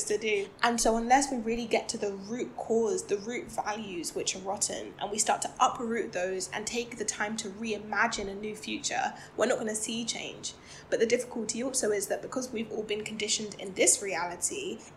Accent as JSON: {"language": "English", "country": "United Kingdom", "said": "I'm Black, I'm British. I do identify as Black British"}